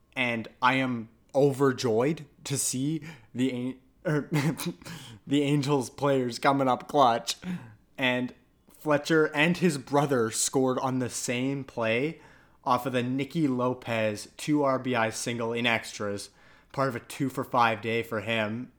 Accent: Canada; I'm Canadian and I'm also part Italian

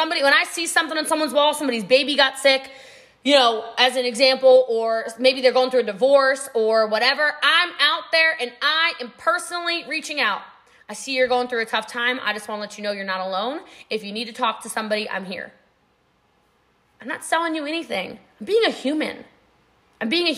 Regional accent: United States; I'm from America

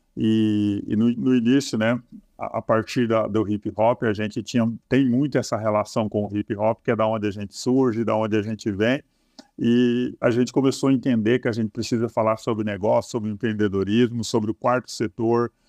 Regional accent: Marialva, Paraná, Brazil; Eu sou oriundo do norte do estado do Paraná, né? Nasci na cidade de Marialva

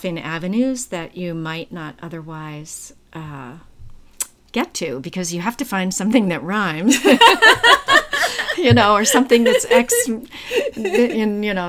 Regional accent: Trenton, New Jersey, United States; I grew up in Trenton, New Jersey.

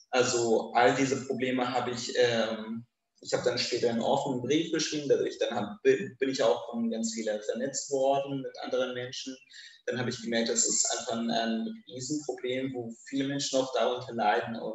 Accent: Kurdistan Region, Iraq; now in Germany; Während meiner Kindheit in Irak-Kurdistan, ähm, während mein, meiner Kindheit in Irak-Kurdistan hatte ich einen hatte ich mir nicht viel Gedanken über Homosexualität gemacht.

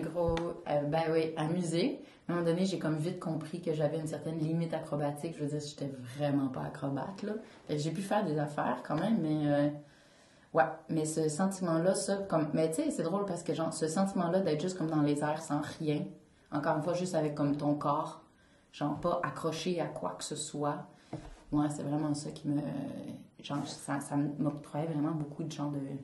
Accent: Gatineau, Quebec, Canada; now in Montreal, Canada; je viens de Gatineau, dans l'Outaouais

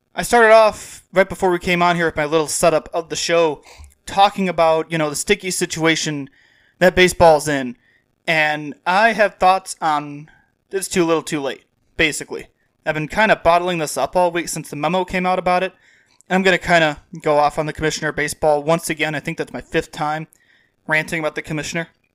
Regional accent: Dwight, Illinois, United States; Dwight is not a suburb, but I come from south of the South Suburbs.

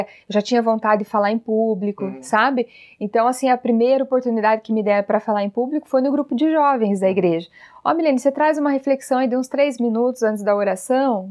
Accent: Telêmaco Borba, Paraná, Brazil; nasci e vivo aqui em Telemaco Borba, né? A cidade do papel, a cidade da Clabin do Paraná

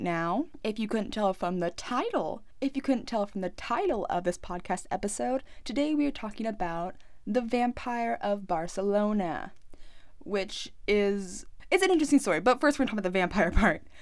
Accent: United States; I'm American

